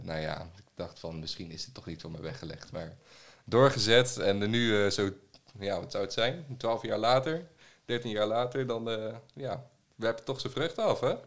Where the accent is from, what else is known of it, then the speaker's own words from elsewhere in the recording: Ede, Gelderland, Netherlands; also born or lived in Arnhem / Nijmegen; ik ben, eh, geboren en getogen in Ede